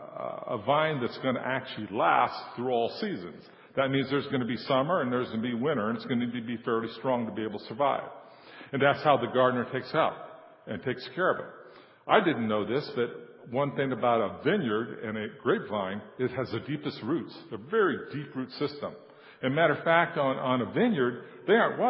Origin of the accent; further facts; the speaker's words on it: San Joaquin Valley, California, United States; I was born in California and raised in the San Joaquin Valley